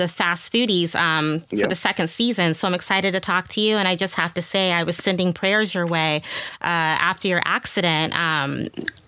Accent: Midwest, United States; I'm from the Midwest

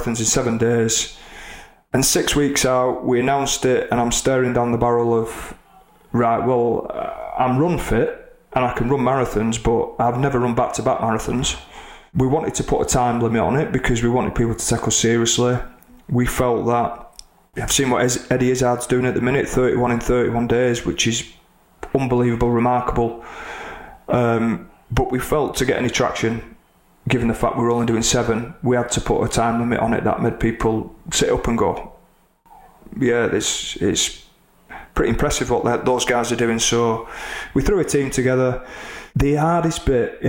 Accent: Oldham, North West England, United Kingdom; Oldham, my hometown

